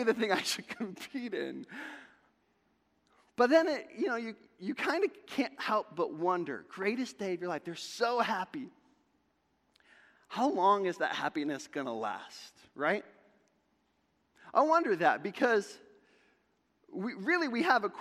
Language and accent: English; Sandusky, Ohio, United States; I grew up in Sandusky, Ohio